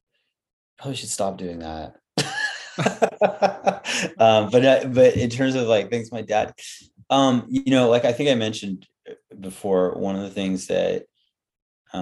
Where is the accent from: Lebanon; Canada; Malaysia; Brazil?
Canada; Vancouver, British Columbia; now in Victoria, Canada; We grew up in Vancouver.